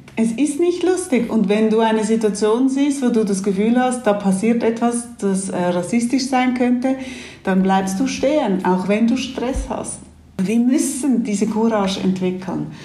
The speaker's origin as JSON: {"language": "German", "country": "Switzerland", "tie": "born or raised there", "said": "Ich bin hier in der Schweiz aufgewachsen"}